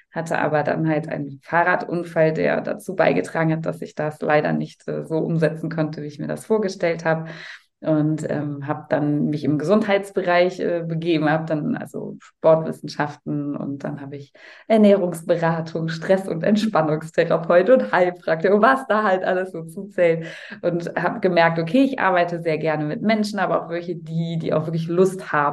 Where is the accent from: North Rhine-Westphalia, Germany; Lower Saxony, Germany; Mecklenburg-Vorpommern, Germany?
North Rhine-Westphalia, Germany; Cologne; Also ich komme aus Köln